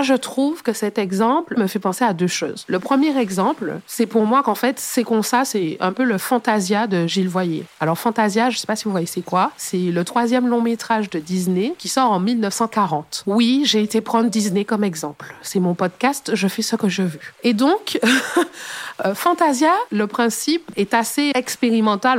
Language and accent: French; Martinique; Chez nous, en Martinique